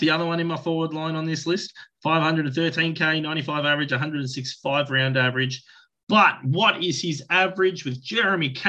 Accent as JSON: {"language": "English", "town": "Cobram", "region": "Victoria", "country": "Australia", "said": "I'm from Cobram up here, represent."}